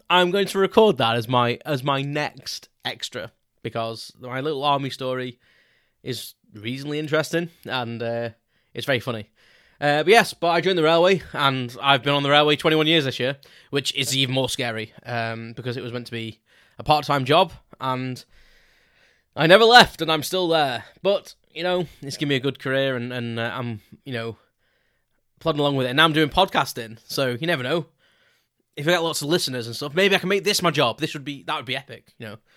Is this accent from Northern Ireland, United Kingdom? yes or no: no; Crewe, North West England, United Kingdom; so I grew up in a town called Crewe in South Cheshire